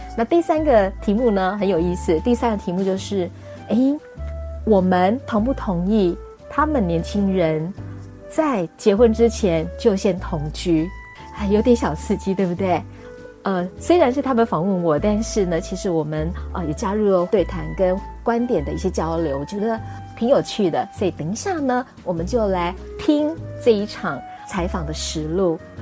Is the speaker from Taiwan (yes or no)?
yes; Taiwan; 我们台湾